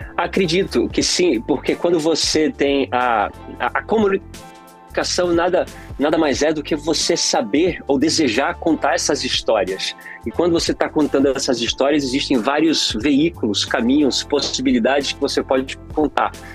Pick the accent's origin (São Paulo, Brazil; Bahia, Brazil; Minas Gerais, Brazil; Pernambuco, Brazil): Pernambuco, Brazil; now in Los Angeles, United States; eu sou de Pernambuco, então lá em Pernambuco o, o, o, nordestino brasileiro ele é muito musical